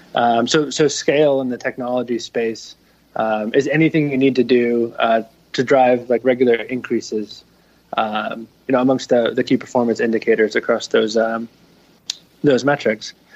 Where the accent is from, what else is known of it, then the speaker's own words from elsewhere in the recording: Narragansett, Rhode Island, United States; I grew up in Narragansett, Rhode Island, uh, on the bay